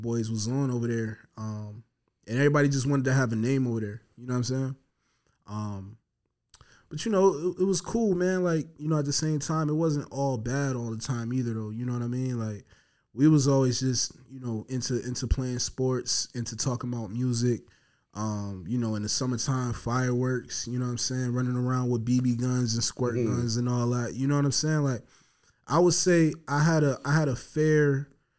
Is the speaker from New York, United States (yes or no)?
yes; Buffalo, New York, United States; I grew up on Andover and Bailey